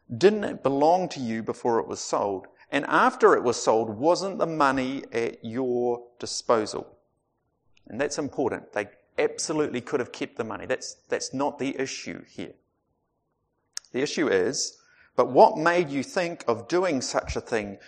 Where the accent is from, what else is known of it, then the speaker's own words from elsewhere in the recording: Otago, New Zealand; I grew up in Otago